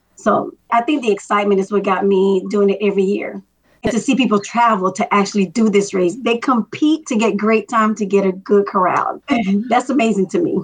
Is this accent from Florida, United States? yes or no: yes; Miami, Florida, United States; now in Atlanta, United States; I'm from Miami, Florida. My parents are immigrants from Dominican Republic